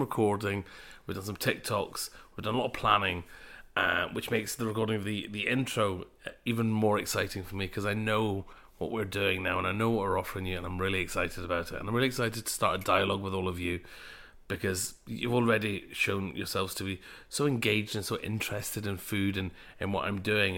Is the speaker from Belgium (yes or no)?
no; Glasgow, Scotland, United Kingdom; I'm a Glaswegian of Punjabi heritage